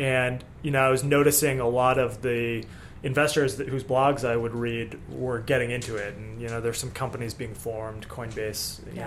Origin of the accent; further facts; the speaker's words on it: Boston, Massachusetts, United States; I grew up around Boston area